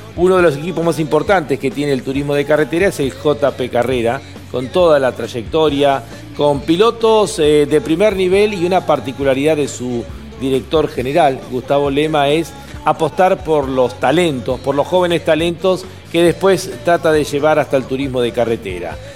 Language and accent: Spanish; Argentina; para nosotros como argentinos